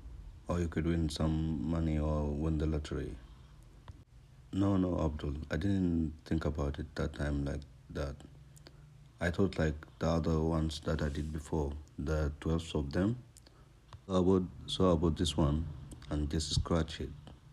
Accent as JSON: {"language": "English", "country": "India", "lives_now": "Dubai, United Arab Emirates", "said": "Actually, I'm from India, but I've been working in Dubai for more than 37 years."}